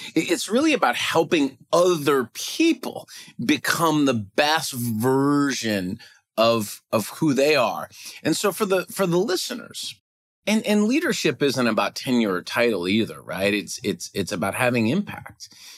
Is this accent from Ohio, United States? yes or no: yes; Cleveland, Ohio, United States; now in Minneapolis, United States; I'm originally from Cleveland, and my mom still lives in the house we grew up